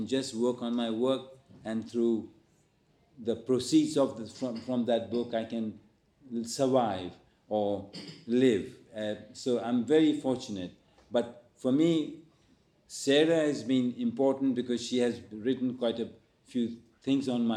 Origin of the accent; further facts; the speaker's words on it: India; now in London, United Kingdom; I have an Indian nationality because that's where I was born. And then once I settled here, I became a British national.